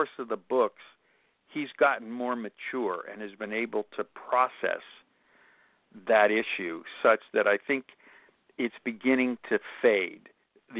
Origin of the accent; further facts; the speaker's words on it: Pittsburgh, Pennsylvania, United States; moved away as an adult; now in Los Angeles, United States; Pittsburgh, which is my hometown, even though I've lived in Los Angeles for almost 40 years.